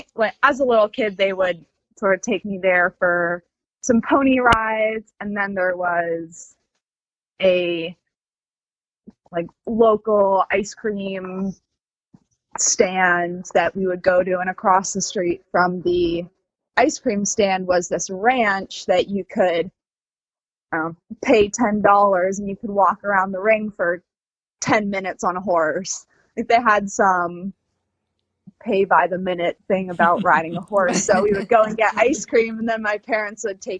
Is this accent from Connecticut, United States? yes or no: no; Boston, Massachusetts, United States; now in Ocala, United States; I was born and raised in Boston, Massachusetts, in the city